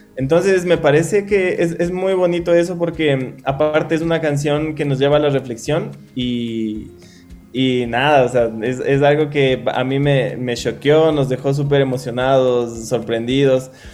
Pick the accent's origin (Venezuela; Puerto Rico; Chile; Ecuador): Ecuador; nuestras raíces, con que somos ecuatorianos